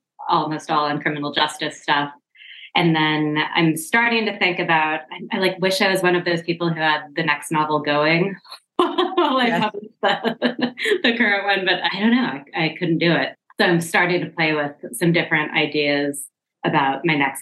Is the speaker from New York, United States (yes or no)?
no; Seattle, Washington, United States; I grew up in Seattle, Washington.